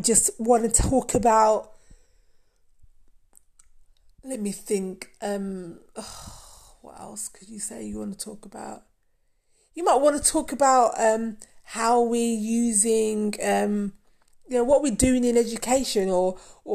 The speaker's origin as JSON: {"language": "English", "country": "Jamaica", "said": "I'm Jamaican. Did you know that? I'm Jamaican"}